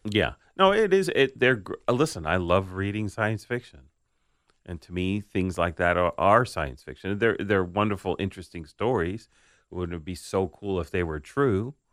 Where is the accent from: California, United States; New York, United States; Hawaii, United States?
New York, United States; New York City; the house I grew up in on Staten Island